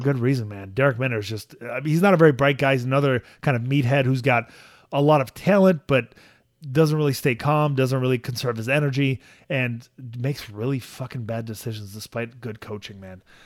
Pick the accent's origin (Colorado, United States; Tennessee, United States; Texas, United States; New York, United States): New York, United States; New York City; also born or lived in Soviet Union; I grew up in Jamaica, Queens